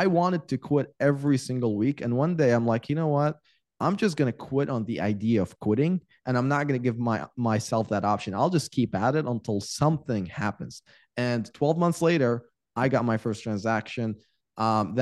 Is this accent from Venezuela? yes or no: no; Iraq; moved away; I was born and raised in Iraq